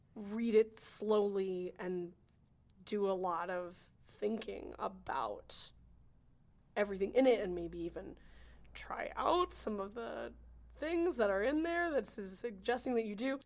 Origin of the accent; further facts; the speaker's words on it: California, United States; I'm from California